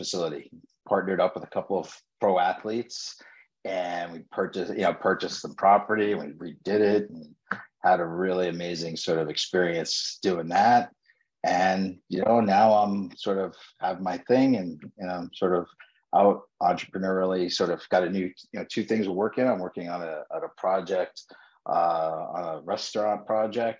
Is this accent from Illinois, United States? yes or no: no; New York, United States; born and raised in New York, graduated from NYU